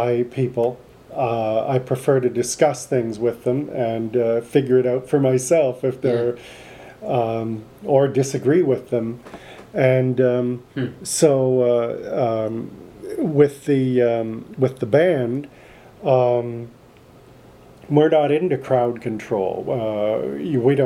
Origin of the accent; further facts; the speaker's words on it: Canada; we grew up in Canada